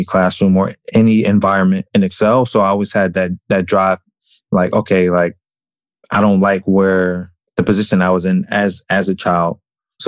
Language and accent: English; Maryland, United States; moved away as an adult; also born or lived in Syracuse, New York / New York City; I was actually born in Syracuse, New York, but I grew up in Maryland